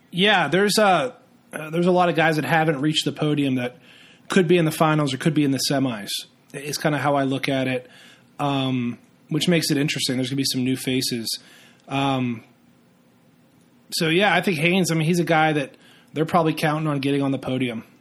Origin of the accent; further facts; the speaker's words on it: Western Pennsylvania, United States; I'm a hometown guy, born and raised in Western Pennsylvania